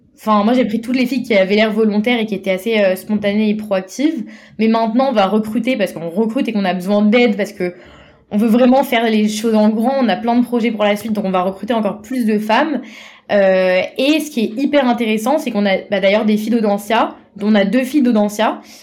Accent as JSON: {"language": "French", "town": "Paris", "region": "Île-de-France", "country": "France", "said": "je viens de Paris"}